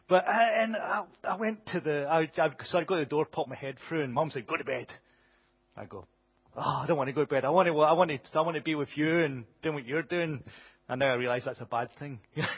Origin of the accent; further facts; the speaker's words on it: Glasgow, Scotland, United Kingdom; I grew up in Glasgow